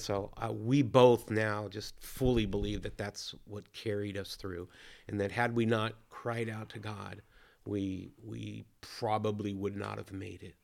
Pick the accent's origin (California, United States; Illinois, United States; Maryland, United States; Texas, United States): California, United States; Williams; I grew up in Williams, California, small town.